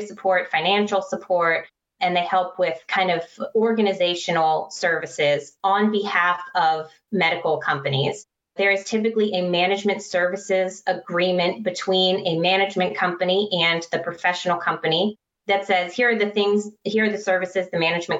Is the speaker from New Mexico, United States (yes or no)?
no; Maryland, United States; Maryland, which is my home state